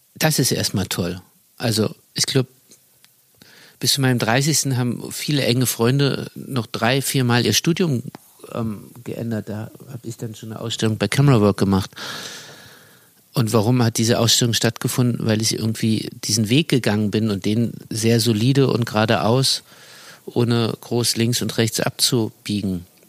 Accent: Berlin, Germany; als Berliner

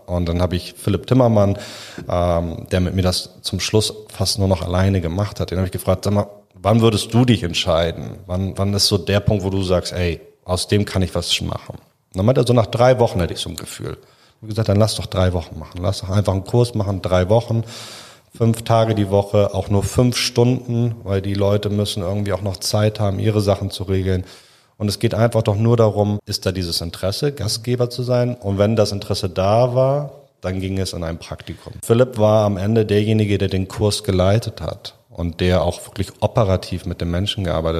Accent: Hamburg, Germany; Ich komme aus Müllmannsberg, ähm, ist ein sozialer Brennpunkt, war vielleicht ein sozialer Brennpunkt

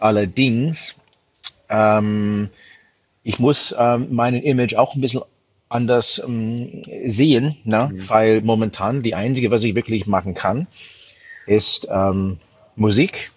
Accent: United States; German is a second language; moved away as an adult; also born or lived in London; now in Germany; als Amerikaner

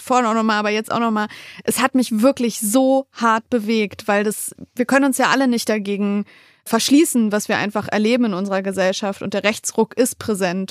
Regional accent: Wolfsburg, Lower Saxony, Germany; in meiner Heimatstadt Wolfsburg

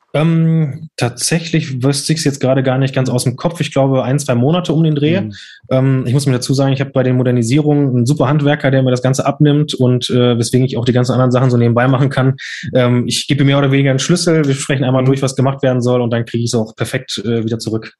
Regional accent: Lünen, North Rhine-Westphalia, Germany; in Lünen hier, weil ich ja dort nicht aufgewachsen bin

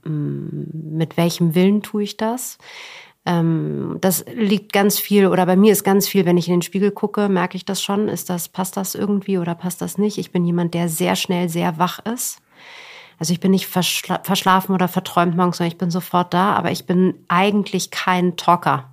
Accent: Berlin, Germany; ich bin äh, in Westberlin groß geworden

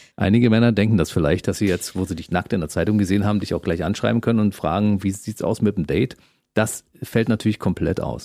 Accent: East Germany, Germany; Ich bin im Osten aufgewachsen

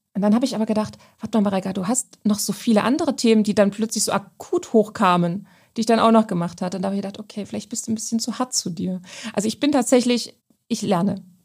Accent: Saxony-Anhalt, Germany; ich komme ja gebürtig aus Sachsen-Anhalt

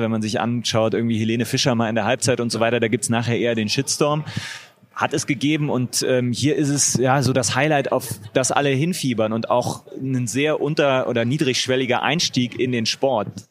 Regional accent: Düsseldorf, North Rhine-Westphalia, Germany; als Düsseldorfer

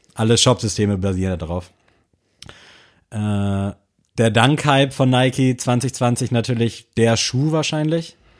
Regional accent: Southern Germany, Germany; Ich bin ja aus Süddeutschland.

